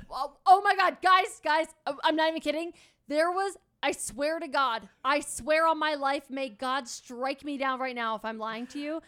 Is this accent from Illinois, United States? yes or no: no; Pennsylvania, United States; I grew up in Pennsylvania